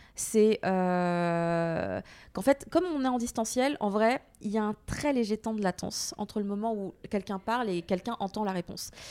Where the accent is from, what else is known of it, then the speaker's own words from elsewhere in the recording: France; also born or lived in Japan; je suis Française